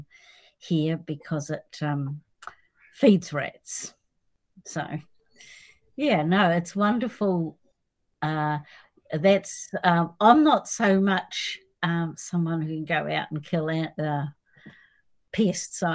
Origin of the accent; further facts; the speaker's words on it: Southland, New Zealand; also born or lived in Portobello / Dunedin; now in Otago Peninsula, New Zealand; I was brought up in Southland in a farming community, and it was a small community